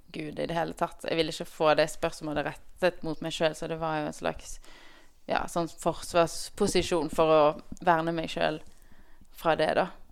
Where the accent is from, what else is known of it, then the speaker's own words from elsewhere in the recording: Bergen, Vestland, Norway; jeg er født og oppvokst i Bergen